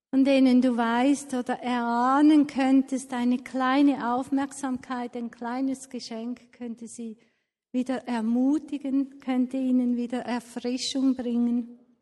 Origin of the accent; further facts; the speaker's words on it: Switzerland; Als Schweizer